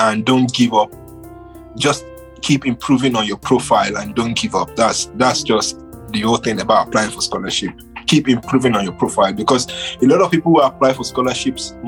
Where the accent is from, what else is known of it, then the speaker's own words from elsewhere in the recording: Nigeria; I'm truly Nigerian